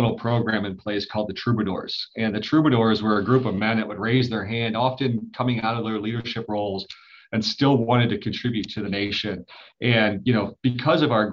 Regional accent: Detroit, Michigan, United States; moved away; I'm originally from Detroit

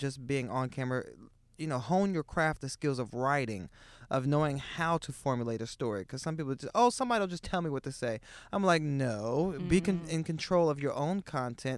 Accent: Iowa, United States; now in New York City, United States; I'm from Iowa

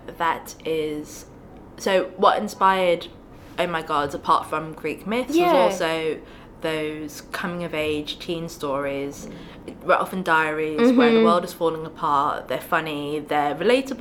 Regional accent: United Kingdom; I grew up in Britain.

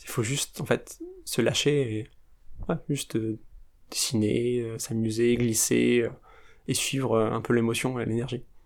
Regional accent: France; en tant que Français, avec ces traditions-là

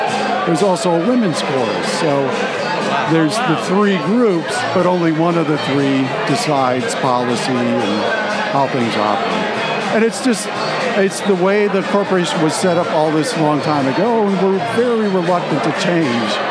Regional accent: United States; I'm an American. I mean, I was born and raised in the U.S

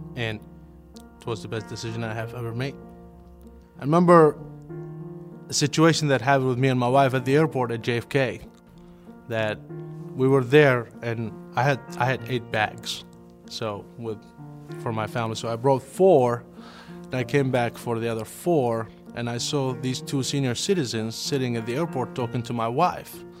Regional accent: Karbala, Karbala Governorate, Iraq; English is a second language; moved away as an adult; now in United States; I grew up in a small town called Karbala, it's to the southeast of, of Baghdad

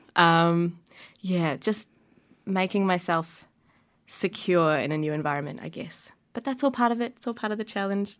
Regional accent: Wellington, New Zealand; born or raised there

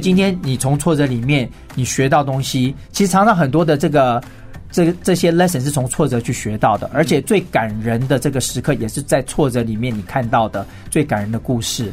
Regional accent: Taipei, Taiwan; 我是来自于台北

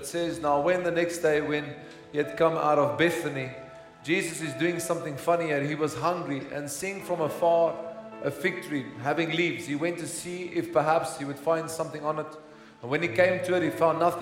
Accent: Pretoria, Gauteng, South Africa; I grew up in Hatfield

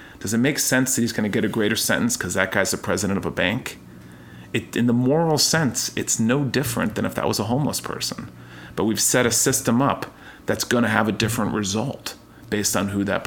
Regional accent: United States; Americans, I think, just by nature, we love theater and movies and drama

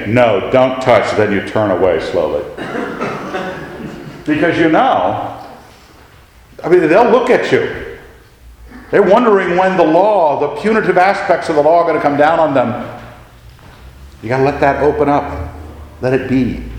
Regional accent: United States; I'm an American

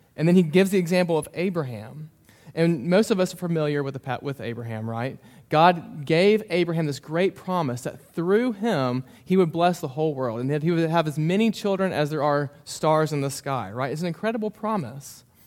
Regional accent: Memphis, Tennessee, United States; moved away as an adult; also born or lived in Mississippi; now in Bowling Green, United States; I grew up in Memphis

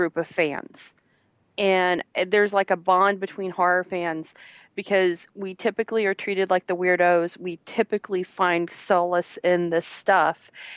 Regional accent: Midwest, United States; we're all from the Midwest. And living there and going through high school in the late 80s and 90s

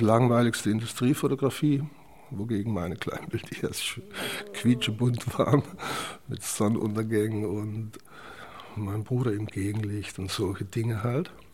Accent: Zell am Harmersbach, Black Forest, Baden-Württemberg, Germany; moved away; Geboren bin ich neunzehnhundertachtundfünfzig in Süddeutschland. Der Ort heißt Zerm-Hamersbach. Kleine Stadt im Schwarzwald. Und dort habe ich dann eben auch meine Schulzeit verbracht, bis ich neunzehn war.

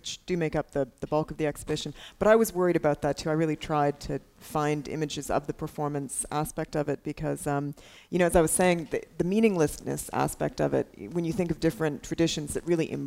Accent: Canada; as a Canadian

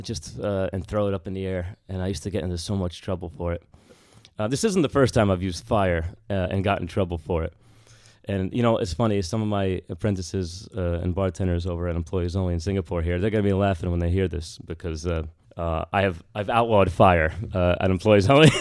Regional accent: Bergen County, New Jersey, United States; moved away; also born or lived in Washington, D.C.; I'm from Bergen County. in Jersey

